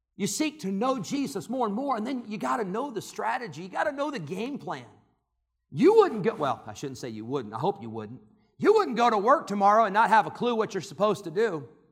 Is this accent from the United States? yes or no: yes; Santa Clara, California, United States; I was born in Santa Clara, California